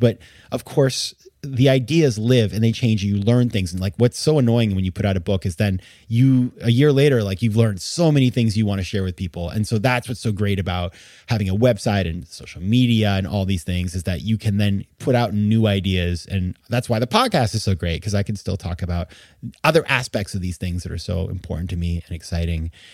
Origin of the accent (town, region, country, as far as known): Maine, United States; born or raised there